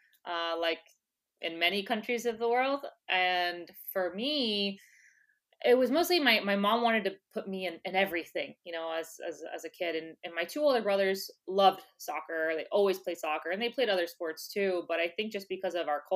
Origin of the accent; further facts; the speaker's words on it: West Palm Beach, Florida, United States; first language English; now in New York City, United States; I was born and raised in West Palm Beach, Florida